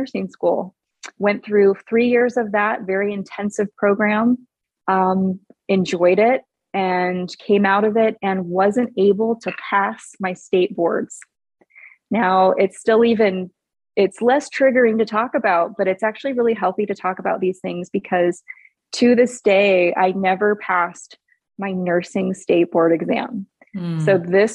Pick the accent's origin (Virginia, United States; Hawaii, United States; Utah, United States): Hawaii, United States; moved away as an adult; also born or lived in Oregon; now in Arizona, United States; I'm originally from Hawaii. So Hawaii until about 18 years old